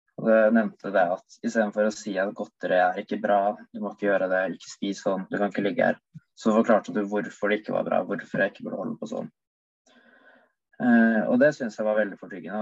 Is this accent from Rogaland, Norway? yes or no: no; Oslo, Norway; now in Bergen, Norway; jeg bodde hjemme i Oslo, så var jeg så å si på tur hver dag